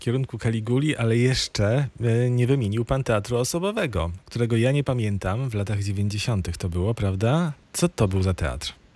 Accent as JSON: {"language": "Polish", "town": "Rzeszów", "region": "Subcarpathian Voivodeship", "country": "Poland", "said": "sam jestem z Rzeszowa"}